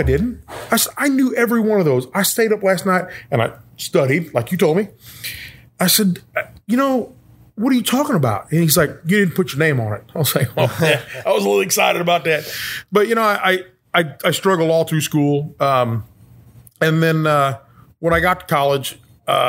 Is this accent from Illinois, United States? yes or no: yes; Edwardsville, Illinois, United States; I grew up in Edwardsville. I was there 40 years.